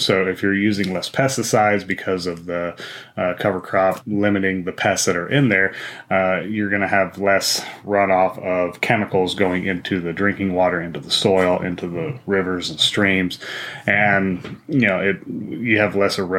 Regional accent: Wyoming, United States; I grew up in Wyoming

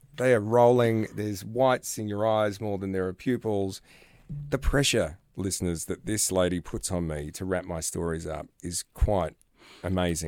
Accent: Australia; Australia, my home country

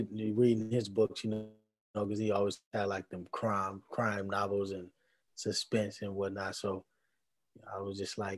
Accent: Milwaukee, Wisconsin, United States; Milwaukee, man. Born and raised

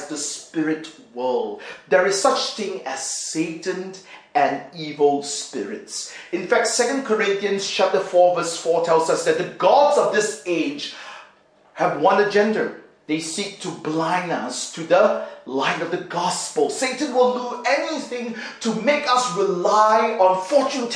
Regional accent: Singapore; When I was growing up in Singapore, my dad was working at a pet shop

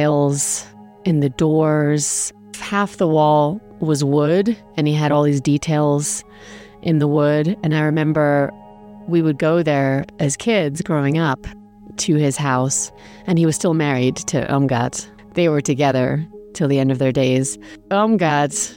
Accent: England, United Kingdom; also born or lived in Germany; I grew up in England

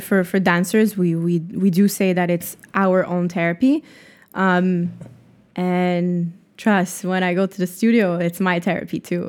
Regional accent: Montreal, Quebec, Canada; Montreal is hometown.

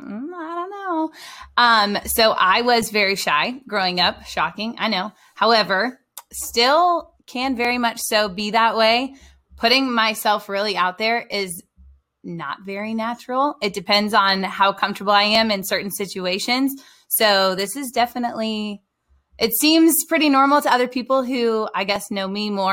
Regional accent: Roswell, Georgia, United States; also born or lived in Traverse City, Michigan; We moved to Atlanta, Roswell specifically, in 1996, just a few days before I turned four. So I have grown up in Roswell

